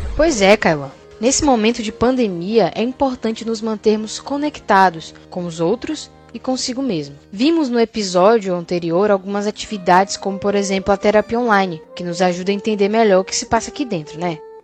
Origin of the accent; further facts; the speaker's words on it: Bahia, Brazil; Brasileiro, baiano